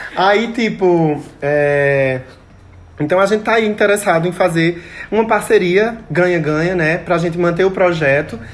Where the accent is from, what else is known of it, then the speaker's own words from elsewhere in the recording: Pão de Açúcar, Brazil; lá onde eu me criei, né? Pão de açúcar